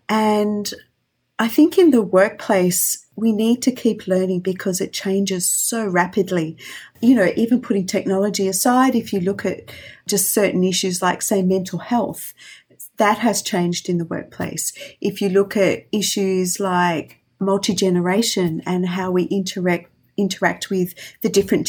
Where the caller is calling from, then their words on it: Melbourne, Victoria, Australia; I'm calling from Melbourne